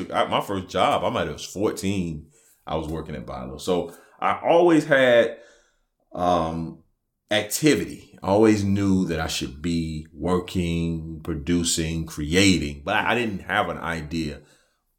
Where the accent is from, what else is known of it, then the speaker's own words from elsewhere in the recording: Camden, South Carolina, United States; I'm from Camden, South Carolina.